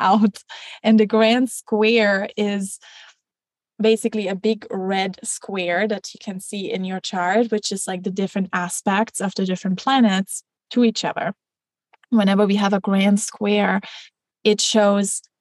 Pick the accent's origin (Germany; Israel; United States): Germany; I grew up in Germany